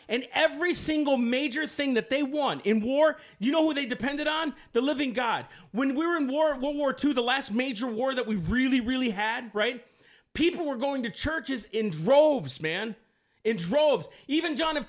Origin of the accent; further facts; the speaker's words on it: United States; I'm an American